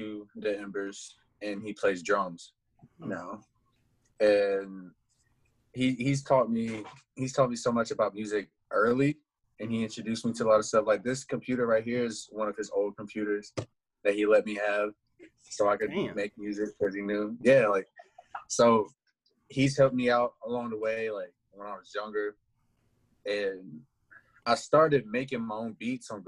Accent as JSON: {"language": "English", "town": "Raleigh", "region": "North Carolina", "country": "United States", "tie": "born or raised there", "also_born_or_lived": "Greenwood, South Carolina", "said": "I rep Raleigh. I moved here at a young age"}